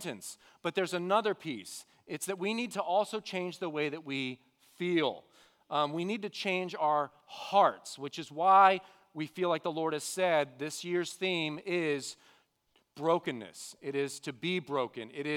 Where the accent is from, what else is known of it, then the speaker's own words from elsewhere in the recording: The Woodlands, Texas, United States; I grew up here in the Woodlands area. I've been here all my life